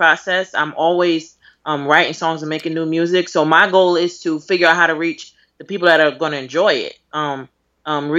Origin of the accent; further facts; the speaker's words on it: New York City, New York, United States; I'm from Brooklyn